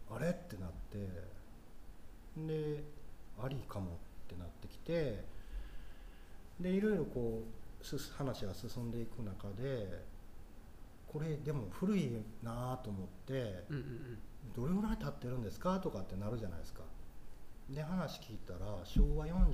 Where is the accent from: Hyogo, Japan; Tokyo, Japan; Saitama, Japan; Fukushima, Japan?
Hyogo, Japan; Takarazuka; 僕の地元はここやから